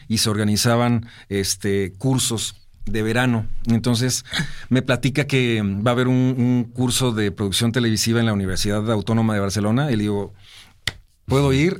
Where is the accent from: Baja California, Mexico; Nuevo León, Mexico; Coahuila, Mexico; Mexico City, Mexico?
Nuevo León, Mexico; Monterrey; los regios somos muy, muy así. Nos sentimos, eh, acá súper orgullosos de, de, de nuestra ciudad